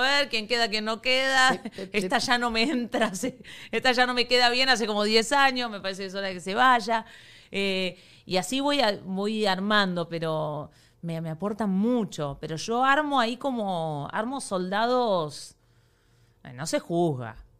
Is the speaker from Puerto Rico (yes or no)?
no; Argentina; now in Miami, United States; soy argentina